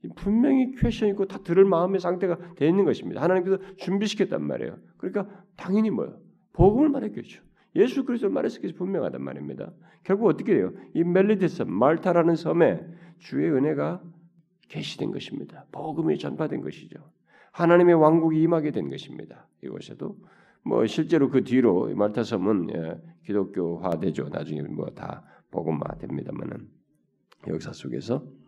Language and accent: Korean; South Korea; 한국 사람이라니까